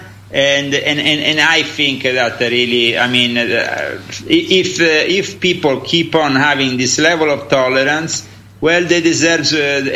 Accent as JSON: {"language": "English", "country": "Italy"}